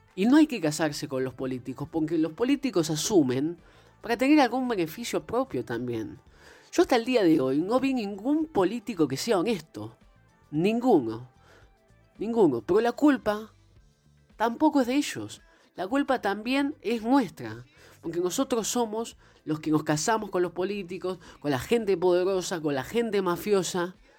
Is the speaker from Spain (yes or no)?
no; Argentina; todos los argentinos